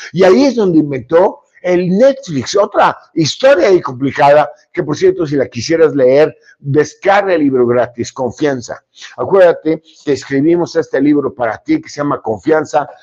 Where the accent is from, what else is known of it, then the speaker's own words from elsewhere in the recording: Monterrey, Nuevo León, Mexico; cómo somos los regiomontanos